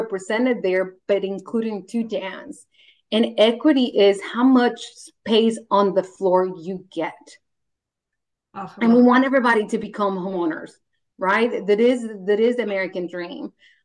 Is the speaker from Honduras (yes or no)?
yes; Honduras; now in United States; I grew up in Honduras. I didn't have air conditioning growing up